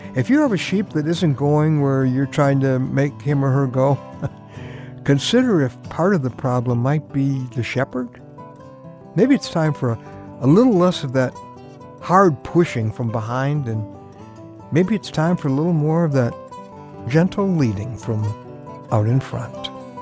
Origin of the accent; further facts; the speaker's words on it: Chicago, Illinois, United States; I grew up in Chicago